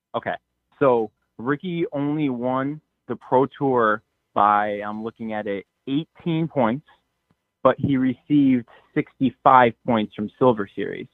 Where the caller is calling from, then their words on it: Connecticut, United States; I am from Connecticut